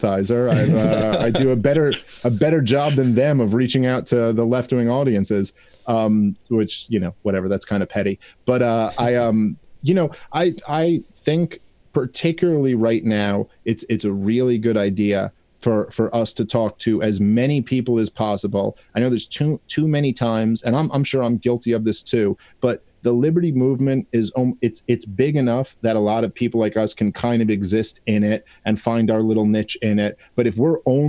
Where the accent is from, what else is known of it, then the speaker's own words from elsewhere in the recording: New York City, New York, United States; I'm from New York.